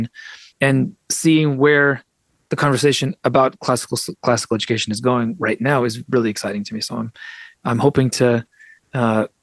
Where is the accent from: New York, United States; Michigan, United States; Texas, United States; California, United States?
California, United States; San Francisco; first language Russian; English is a second language; I was raised speaking Russian first, even though I was born in San Francisco.